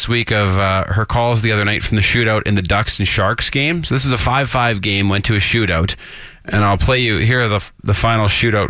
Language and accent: English; Saskatchewan, Canada; moved away; I'm from Saskatchewan